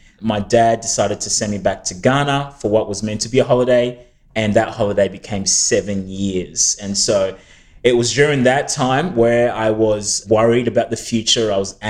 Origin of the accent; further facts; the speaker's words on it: Australia; also born or lived in New Zealand; my parents had raised us in a church, like in a church environment growing up in Australia and even New Zealand.